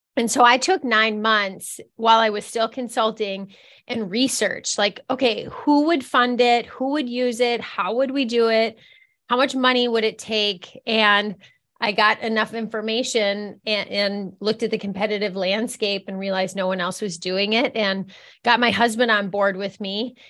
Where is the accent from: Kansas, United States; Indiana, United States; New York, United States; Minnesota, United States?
Minnesota, United States; Minneapolis; moved away as an adult; now in Fargo, United States; I'm from Minneapolis, Minnesota